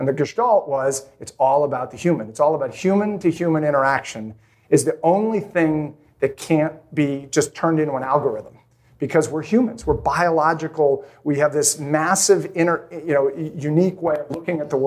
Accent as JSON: {"language": "English", "region": "Maine", "country": "United States", "tie": "born or raised there", "said": "I grew up in Maine"}